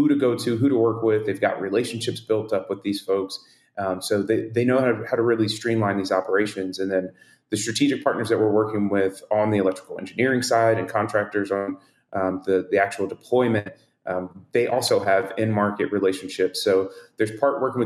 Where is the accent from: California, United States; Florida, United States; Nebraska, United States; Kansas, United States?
Florida, United States; Pensacola; I'm from Pensacola, Florida